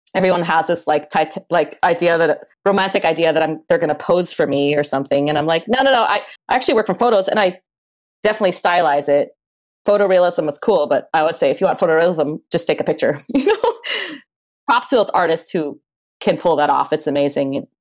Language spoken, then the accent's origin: English; Maui, Hawaii, United States; also born or lived in Berlin, Germany / Michigan / Oregon; now in Portland, United States; I was born in Berlin, Germany in 1982. And um, my mother married an American. We moved to Michigan. And then I ended up growing up in Hawaii, in Maui, Hawaii.